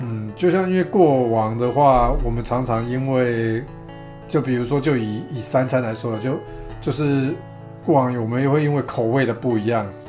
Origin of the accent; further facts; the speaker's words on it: Taiwan; accent: Taiwanese Mandarin (台湾国语); 我台湾国语